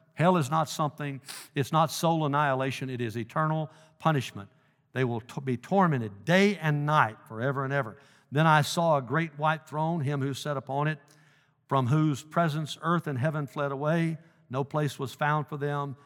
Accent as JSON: {"language": "English", "town": "Dyersburg", "region": "Tennessee", "country": "United States", "tie": "born or raised there", "moved": "yes", "said": "my hometown of Dyersburg"}